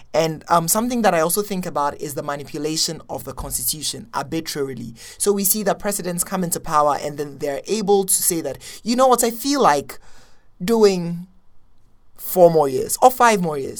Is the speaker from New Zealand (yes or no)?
no; Accra, Greater Accra, Ghana; moved away; I'm from Accra, Ghana.